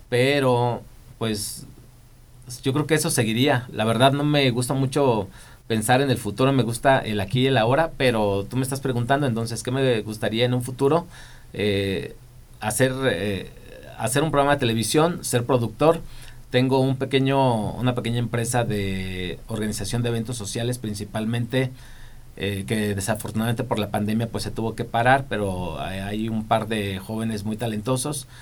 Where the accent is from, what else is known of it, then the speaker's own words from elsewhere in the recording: Zacapu, Michoacán, Mexico; moved away as an adult; also born or lived in Guadalajara; now in Morelia, Mexico; yo crecí en Zacapu, allá soy origin yo soy originario de allá